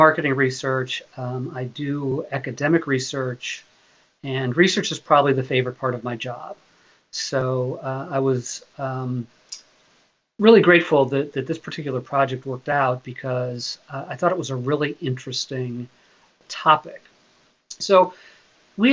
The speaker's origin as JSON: {"language": "English", "town": "Chicago", "region": "Illinois", "country": "United States", "also_born_or_lived": "Ohio / Virginia", "moved": "as an adult", "lives_now": "Kent, United States", "said": "I'm from Chicago. I went to grad school in Ohio, so I consider myself a Midwestern person, a Midwestern kid"}